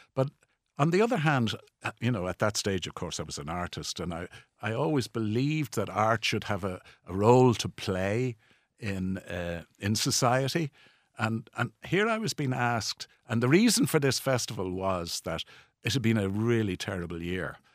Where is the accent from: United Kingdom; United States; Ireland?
Ireland; Dublin, Leinster; in the 1950s, when I grew up in Balls Bridge, it was anything but a posh place